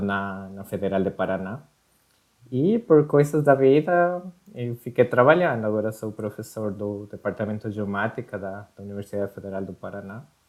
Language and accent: Portuguese; Quito, Pichincha, Ecuador; Portuguese is a second language; moved away as an adult; now in Curitiba, Brazil; sou, sou equatoriano